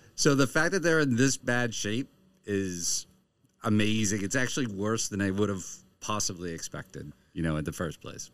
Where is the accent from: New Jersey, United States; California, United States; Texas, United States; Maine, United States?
Maine, United States; I'm from Maine